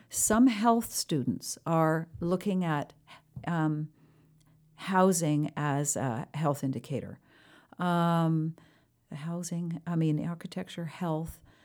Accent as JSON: {"language": "English", "country": "Canada", "said": "as a Canadian"}